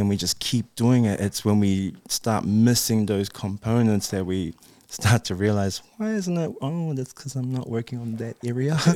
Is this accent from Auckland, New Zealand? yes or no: yes; Auckland, New Zealand; also born or lived in Japan; I'm from New Zealand